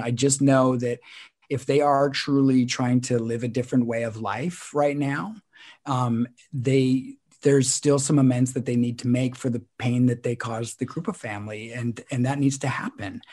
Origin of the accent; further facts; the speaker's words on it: Canada; we're a Canadian podcaster